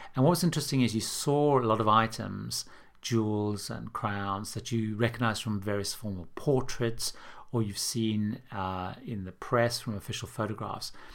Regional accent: London, United Kingdom; my hometown of London

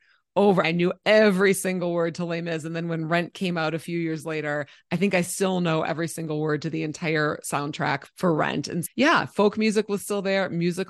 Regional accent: Minnesota, United States; I grew up in Minnesota, and we listened to primarily like oldies, so old folk music, and musicals.

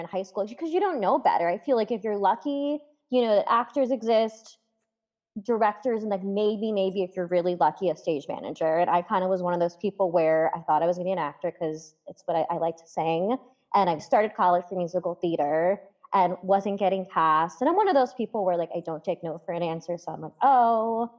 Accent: Fair Lawn, New Jersey, United States; I'm from a town called Fairlawn, New Jersey

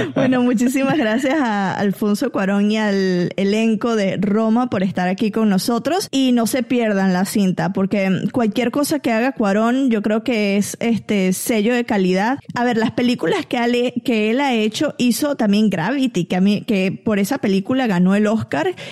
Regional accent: Barquisimeto, Lara, Venezuela; moved away; en Venezuela teníamos a, señoras que nos iban a ayudar a la casa también

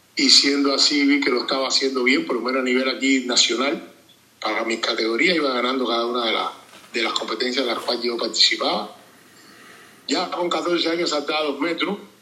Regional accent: Limonar, Matanzas, Cuba; yo soy de Limonal, allá en mi natal pueblo

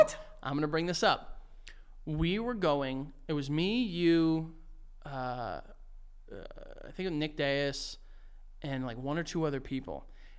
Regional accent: North Macedonia; Like, I'm from Macedonia.

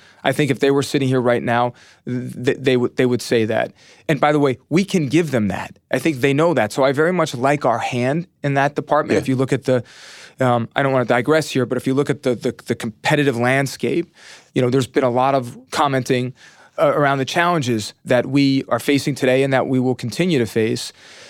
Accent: New York, United States; I grew up right outside of the Bronx in Westchester County, maybe 15 miles north of the stadium.

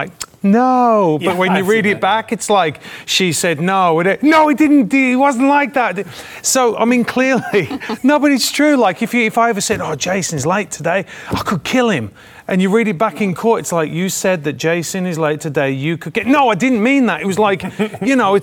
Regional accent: England, United Kingdom; moved away; back home in England, my old home in England.

